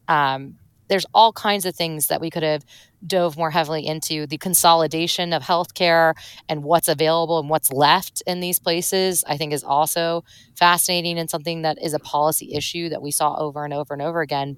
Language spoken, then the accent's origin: English; St. Louis, Missouri, United States; moved away; I'm from Saint Louis, Missouri